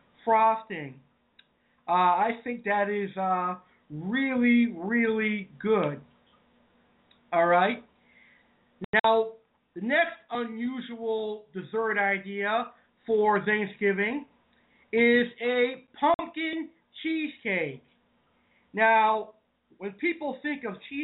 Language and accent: English; Massachusetts, United States; I am from New England, and I'm from Massachusetts